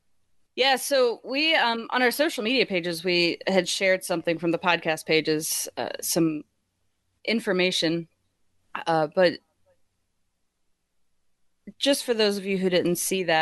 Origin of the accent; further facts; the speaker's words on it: Winchester, Virginia, United States; I grew up in Winchester, Virginia, where they have the Apple Blossom Festival, and we celebrate the apples every year. It's like this big apple area.